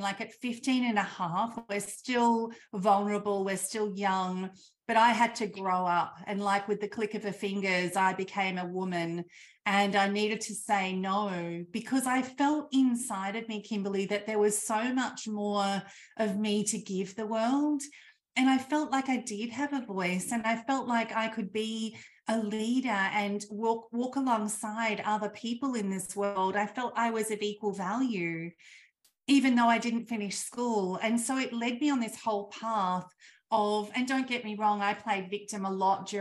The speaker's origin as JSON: {"language": "English", "country": "Australia", "tie": "born or raised there", "said": "I grew up in Australia in the country"}